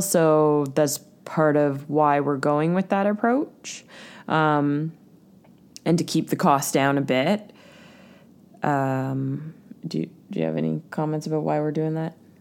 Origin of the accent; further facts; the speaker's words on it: Ontario, Canada; now in Vancouver Island, Canada; we're from Ontario